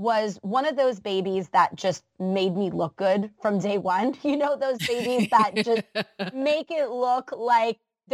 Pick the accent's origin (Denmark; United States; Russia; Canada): Canada; as a Canadian